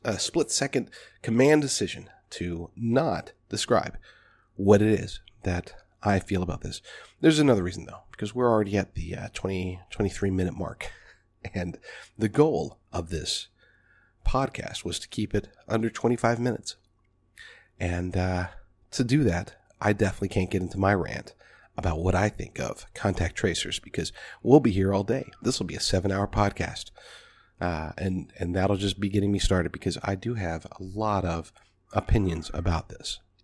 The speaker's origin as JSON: {"language": "English", "country": "United States", "said": "American people, American patriots"}